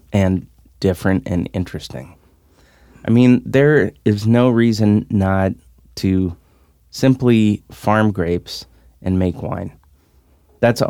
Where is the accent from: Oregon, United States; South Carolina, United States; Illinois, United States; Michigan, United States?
Oregon, United States; Salem; I'm from Salem